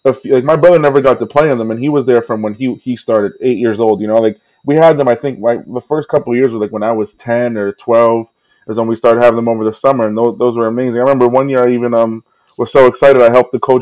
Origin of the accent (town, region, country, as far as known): New York City, New York, United States; born or raised there